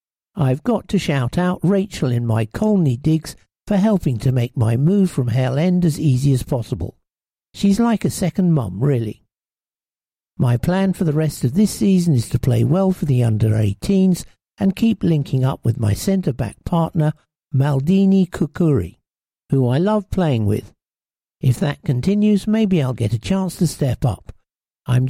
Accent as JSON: {"language": "English", "town": "Valencia", "region": "Valencian Community", "country": "Spain", "tie": "born there", "said": "I was born in Spain whilst my dad was managing a club in Valencia"}